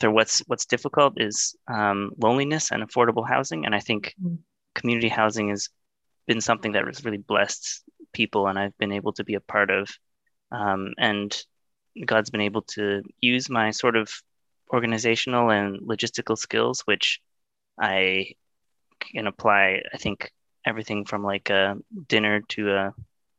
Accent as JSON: {"language": "English", "town": "Vancouver", "region": "British Columbia", "country": "Canada", "tie": "born or raised there", "said": "I grew up in Vancouver"}